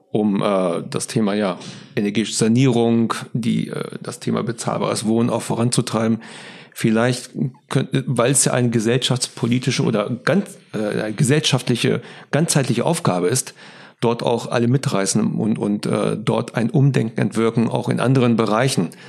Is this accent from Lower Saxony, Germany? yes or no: yes; Hanover, Lower Saxony, Germany; Das darf man als Hannoveraner ja trotzdem sagen.